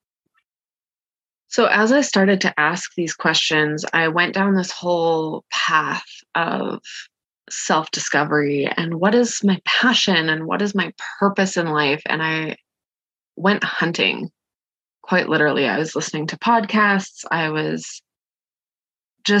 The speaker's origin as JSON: {"language": "English", "country": "Canada", "said": "I'm from Canada"}